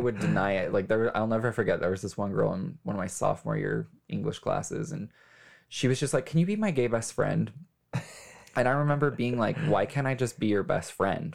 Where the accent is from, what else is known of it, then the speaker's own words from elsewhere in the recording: Las Vegas, Nevada, United States; I was born and raised in Las Vegas.